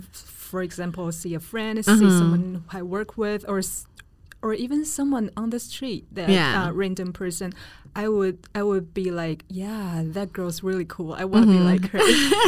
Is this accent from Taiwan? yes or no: yes; Taiwan; as a girl growing up in Taiwan